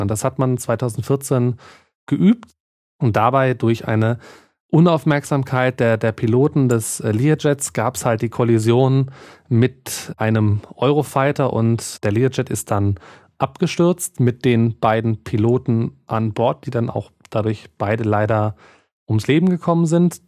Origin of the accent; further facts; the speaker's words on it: Bavaria, Germany; hier bei uns in Bayern